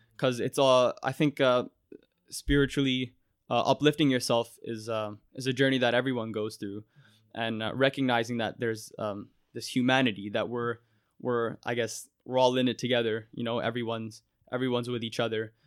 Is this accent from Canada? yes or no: yes; Mississauga, Ontario, Canada; growing up in Mississauga is, is the only world I've really known